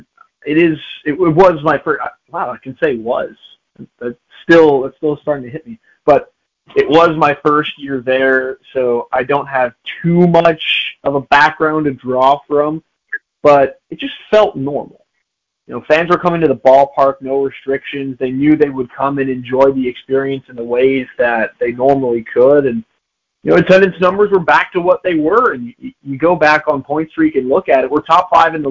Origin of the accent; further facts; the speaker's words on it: Chicago, Illinois, United States; myself being a Chicagoan